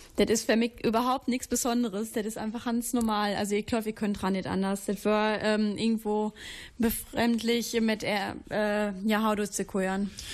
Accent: Wittgenstein, North Rhine-Westphalia, Germany; in meiner Heimat Wittgenstein

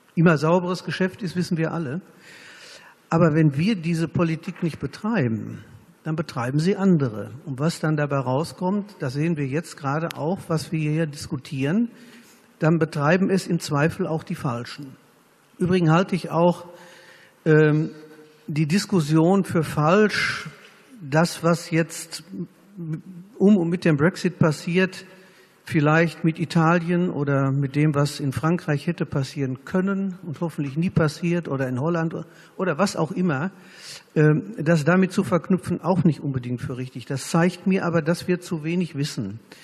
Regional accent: Germany; wir als Deutsche

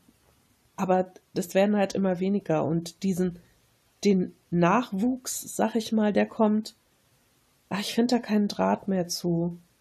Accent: Germany; als Deutsche

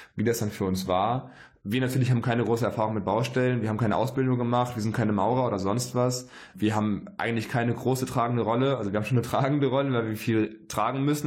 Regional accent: Germany; bei uns in Deutschland in der Heimat

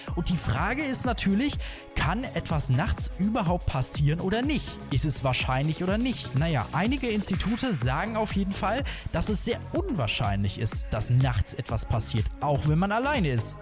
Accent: Germany; bei uns in Deutschland

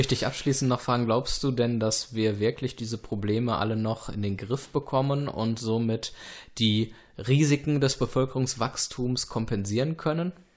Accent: Dortmund, North Rhine-Westphalia, Germany; als Dortmunder

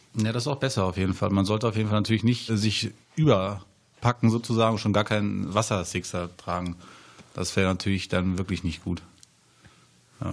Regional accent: Hanover, Lower Saxony, Germany; moved away as an adult; ich komme ja aus Hannover und dort ist es halt sehr flach

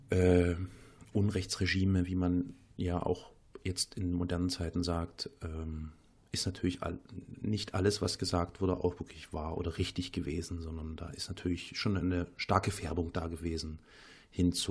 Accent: East Germany, Germany; als Kind aus der DDR. Ich bin ja in der DDR geboren und ähm, ähm, habe da schon noch ein paar Jahre Schule in der DDR mitbekommen

